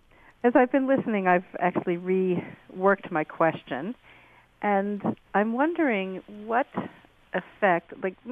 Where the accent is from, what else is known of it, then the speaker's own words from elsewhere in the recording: United States; now in Canada; as an American who lives in Canada